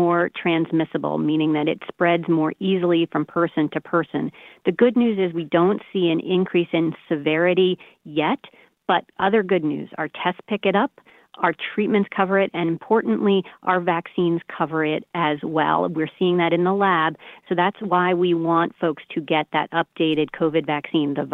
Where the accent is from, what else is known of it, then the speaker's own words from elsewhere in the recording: Baldwin, New York, United States; moved away; from Baldwin, went to Baldwin High School. My parents still live in Baldwin on Long Island